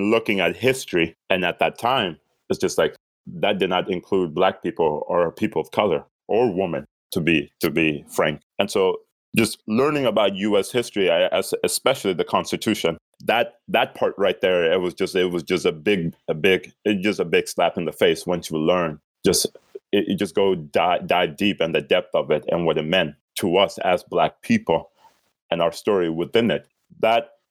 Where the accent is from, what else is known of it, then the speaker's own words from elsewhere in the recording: Kenya; also born or lived in Sudan; now in United States; I was born in Sudan when it was one country. So I was born in Africa, East Africa. I grew up in Kenya.